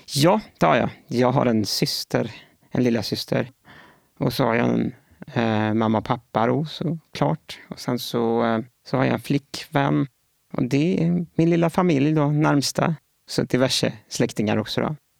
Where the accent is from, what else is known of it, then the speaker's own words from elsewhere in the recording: Gothenburg, Västra Götaland, Sweden; Jag är född och uppvuxen i Göteborg